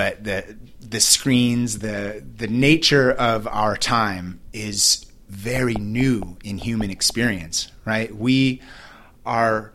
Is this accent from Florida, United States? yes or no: no; Newport Beach, California, United States; Growing up in Newport Beach